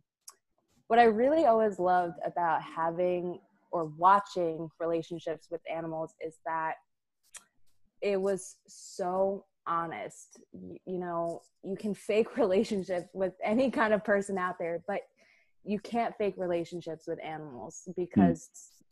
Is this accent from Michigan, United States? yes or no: no; Tenafly, New Jersey, United States; moved away as an adult; also born or lived in Rhode Island; now in New York City, United States; we grew up in Tenafly, New Jersey, cute little town, in Bergen County